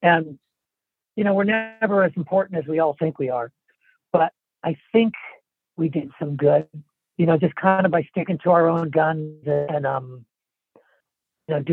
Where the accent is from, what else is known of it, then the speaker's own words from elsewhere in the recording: Orange County, Southern California, United States; I grew up in Orange County in Southern California.